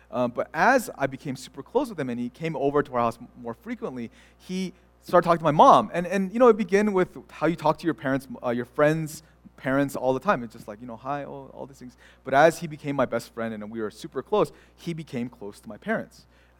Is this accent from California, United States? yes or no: yes; California, United States; But I think back to my childhood as a Korean American, born and raised in California.